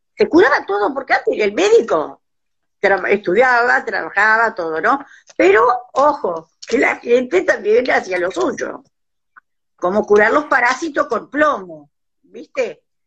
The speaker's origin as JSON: {"language": "Spanish", "town": "Pedernales", "region": "Buenos Aires Province", "country": "Argentina", "tie": "born or raised there", "said": "Yo nací y me crié en Pedernales."}